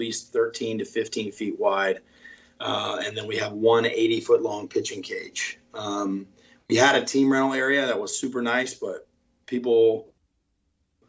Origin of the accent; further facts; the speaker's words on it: Winston-Salem, North Carolina, United States; I'm from Winston-Salem, and when I was growing up, there wasn't even a baseball facility in our town.